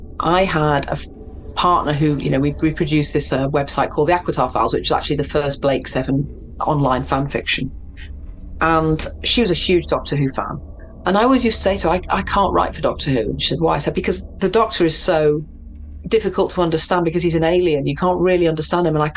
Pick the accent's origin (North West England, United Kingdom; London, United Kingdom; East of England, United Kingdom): North West England, United Kingdom; Manchester; also born or lived in Mexico; I grew up in Manchester